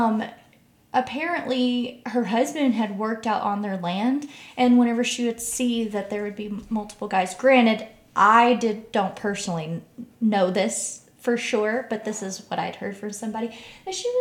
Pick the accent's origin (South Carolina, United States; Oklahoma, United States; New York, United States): Oklahoma, United States; Ada; moved away as an adult; also born or lived in North Carolina; now in Kansas City, United States; my hometown of Ada, Oklahoma.